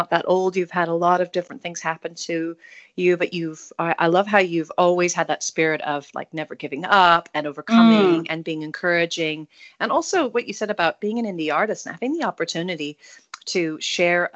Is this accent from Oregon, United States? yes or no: yes; Salem, Oregon, United States; now in New Zealand; We're both from Oregon and only about 45 minutes really apart. You grew up in Portland. I grew up in Salem.